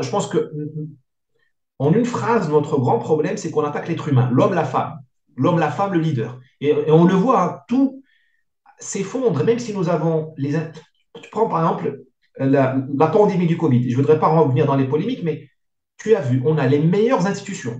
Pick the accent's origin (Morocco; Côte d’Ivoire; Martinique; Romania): Morocco; now in France; Il y avait beaucoup d'indiscipline chez nous au Maghreb